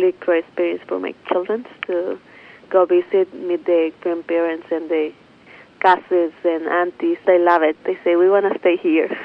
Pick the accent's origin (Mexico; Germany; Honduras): Mexico; now in Oakland, United States; I'm from Mexico.